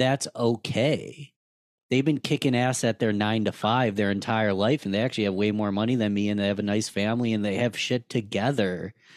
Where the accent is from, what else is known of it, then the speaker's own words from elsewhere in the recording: Rochester, New York, United States; I'm born and raised in Rochester, New York, lived here my whole life